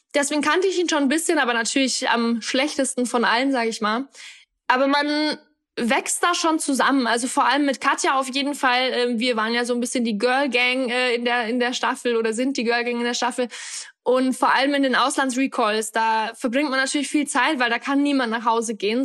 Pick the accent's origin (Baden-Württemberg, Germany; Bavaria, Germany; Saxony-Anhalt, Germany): Bavaria, Germany; Upper Palatinate; also born or lived in Australia; now in Berlin, Germany; bin eigentlich geboren und aufgewachsen in der Oberpfalz, in einem ganz kleinen Dorf in, in äh, Karm heißt es